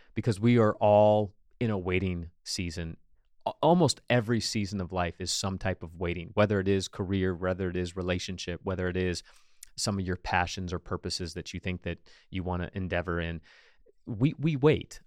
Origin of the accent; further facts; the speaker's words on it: United States; as an American, we live in the American dream culture